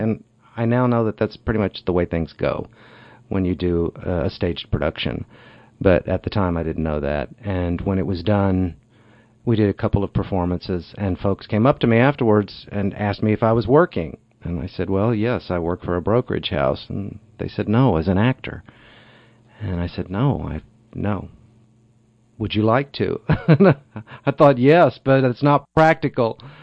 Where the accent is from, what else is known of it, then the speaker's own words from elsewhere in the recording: Amarillo, Texas, United States; also born or lived in Iowa / Wall Street, New York; now in Cochecton, United States; I moved there when I was a year old. My father worked for Texaco. And so we moved from Iowa. And um, I was a year old when we moved to Amarillo. And so my all of my childhood memories took place there